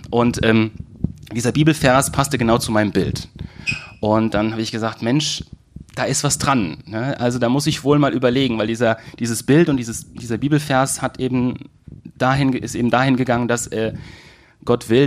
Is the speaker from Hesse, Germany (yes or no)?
yes; Manderbach, Hesse, Germany; born there; Ich komme gebürtig aus, aus Manderbach